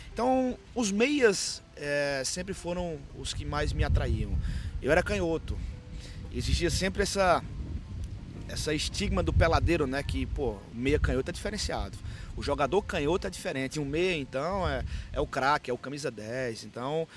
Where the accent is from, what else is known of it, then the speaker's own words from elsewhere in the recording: Caruaru, Pernambuco, Brazil; E eu sou, sou do interior do, de Pernambuco